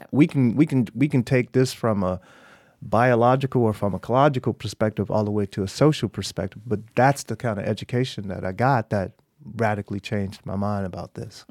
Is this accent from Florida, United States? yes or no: yes; Miami, Florida, United States; moved away; I grew up in Miami